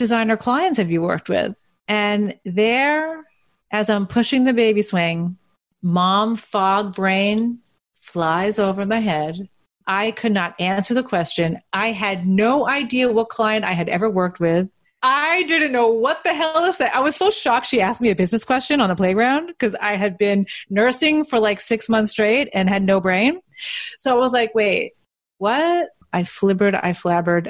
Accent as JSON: {"language": "English", "area": "Long Island", "region": "New York", "country": "United States", "tie": "born or raised there", "said": "I'm from Brooklyn, which is not really true. I grew up in Long Island"}